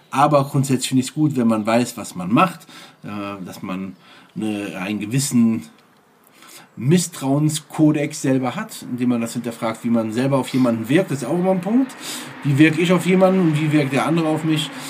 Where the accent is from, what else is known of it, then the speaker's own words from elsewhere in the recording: Eifel, Germany; Ich weiß noch damals, im, ähm, als in meiner Heimat in der Eifel hat es mal einmal so stark geschneit, dass